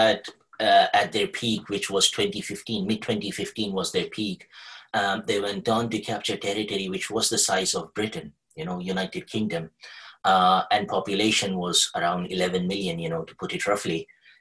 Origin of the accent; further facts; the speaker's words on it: Kuwait; I was born and brought up in Kuwait